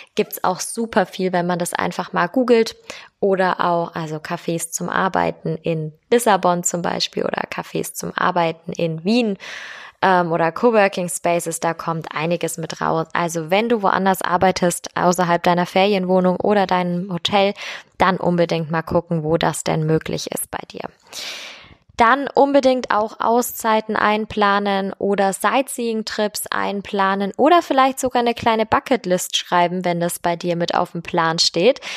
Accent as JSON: {"language": "German", "region": "Bavaria", "country": "Germany", "said": "hier bei uns in Bayern"}